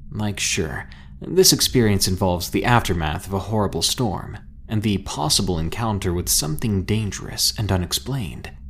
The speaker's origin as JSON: {"language": "English", "region": "Louisiana", "country": "United States", "tie": "born or raised there", "said": "I grew up in Louisiana, right on the outskirts of New Orleans."}